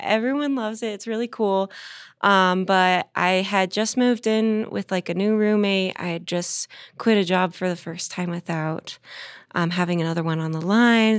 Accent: Southern California, United States; now in Denver, United States; I'm from Southern California

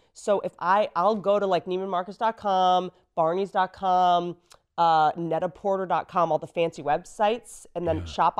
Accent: Harpers Ferry, West Virginia, United States; also born or lived in Roanoke, Virginia / Washington, District of Columbia, United States; I come from West Virginia, a place called Harper's Ferry, Roanoke, Virginia, DC, and I was back and forth, right?

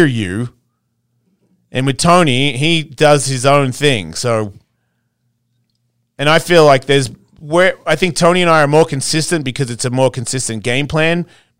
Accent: Australia; it depends where you come from in Australia. I'm from Bogans. You know what I mean? I'm a Hessian redneck of Australia.

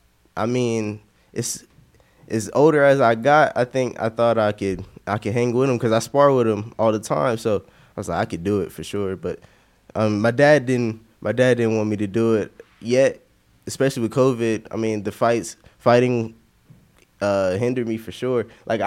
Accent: Louisville, Kentucky, United States; born there; also born or lived in Nevada / Arizona; No. I was born in Louisville, Kentucky, actually.

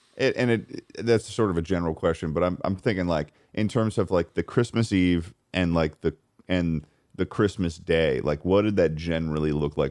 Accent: Massachusetts, United States; growing up in Massachusetts

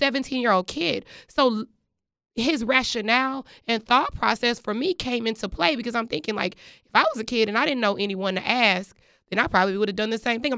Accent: Texas, United States; I am from Texas

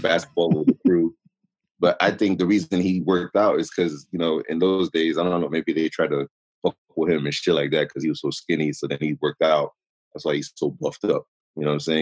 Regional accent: New York City, New York, United States; I was raised in Queens Village

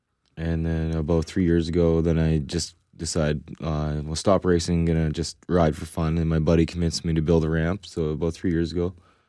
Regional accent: Manitoba, Canada; Grew up in the Telluride, Manitoba.

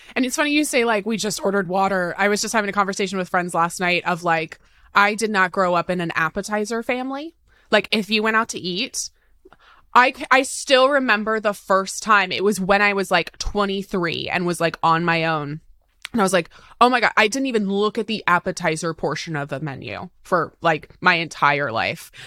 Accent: Tacoma, Washington, United States; also born or lived in Seattle; I was raised in Tacoma, which is about an hour outside of Seattle.

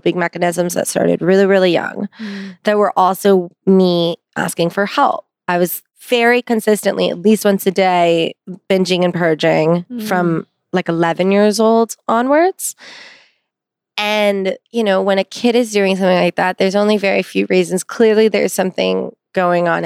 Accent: Pasadena, California, United States; I grew up in Pasadena, right outside

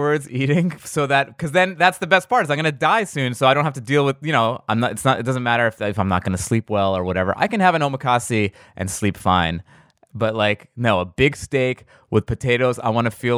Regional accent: New York, United States; I'm from New York

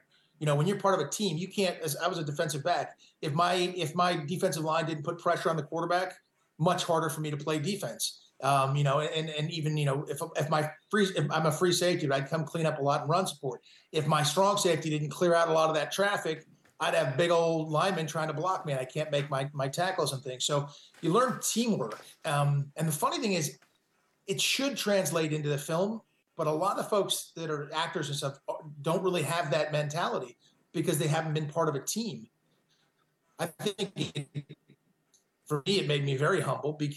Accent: Malibu, California, United States; moved away as an adult; now in Nevada, United States; I grew up in Malibu, California. So my whole life has been there.

